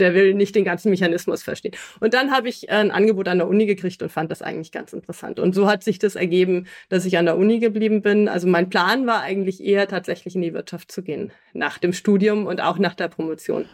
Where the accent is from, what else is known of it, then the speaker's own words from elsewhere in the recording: Hamburg, Germany; moved away as an adult; also born or lived in Rendsburg / Berlin / Alicante / Brussels; now in Nuremberg, Germany; bin ich in Rendsburg geboren, aber in Hamburg aufgewachsen